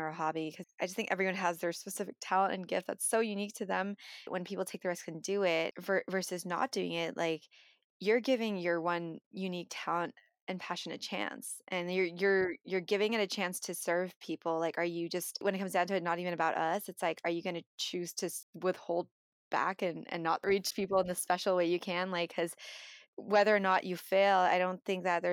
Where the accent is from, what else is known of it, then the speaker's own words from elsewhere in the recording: United States; we as Filipino Americans